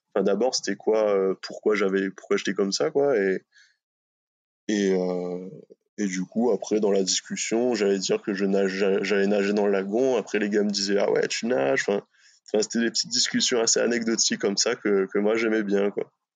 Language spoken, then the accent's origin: French; Réunion; moved away as an adult; also born or lived in Bordeaux / Brittany; now in France; je suis originaire de La Réunion. J'ai vécu là-bas, je suis né là-bas